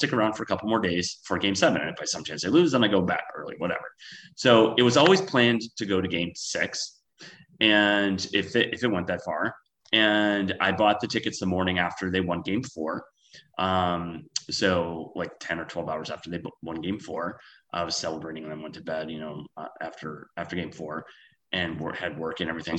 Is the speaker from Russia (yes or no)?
no; Wisconsin, United States; moved away as an adult; also born or lived in San Francisco; now in Los Angeles, United States; I'm originally from Wisconsin